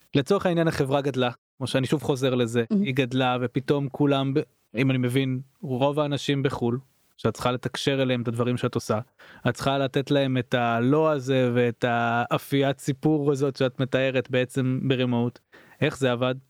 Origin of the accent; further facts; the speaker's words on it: Israel; אנחנו כישראלים